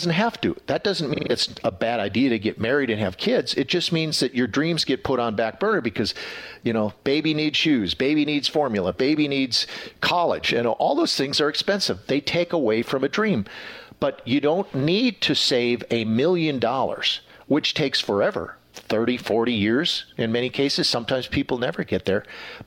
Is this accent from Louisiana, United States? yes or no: no; Wisconsin, United States; now in Texas, United States; I'm from Wisconsin